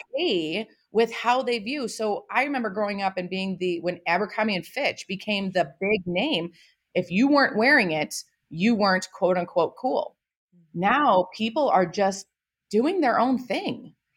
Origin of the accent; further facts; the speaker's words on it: Toledo, Ohio, United States; I am from Toledo, Ohio